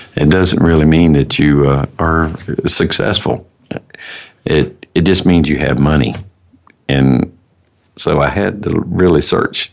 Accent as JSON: {"language": "English", "town": "Fort Worth", "region": "Texas", "country": "United States", "tie": "born or raised there", "said": "I'm actually from Fort Worth, Texas."}